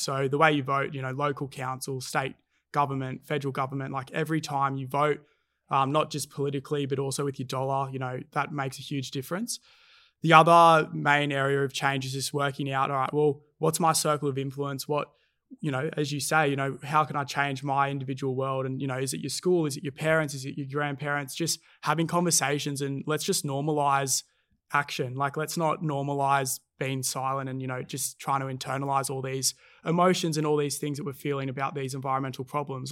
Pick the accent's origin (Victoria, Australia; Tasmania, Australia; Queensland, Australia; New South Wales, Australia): New South Wales, Australia; Cronulla; growing up in Cronulla